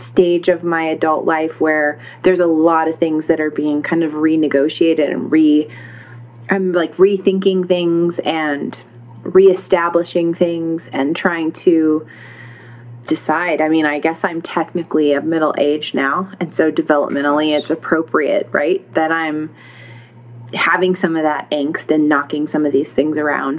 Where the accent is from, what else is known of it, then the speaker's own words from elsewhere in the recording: United States; I'm an American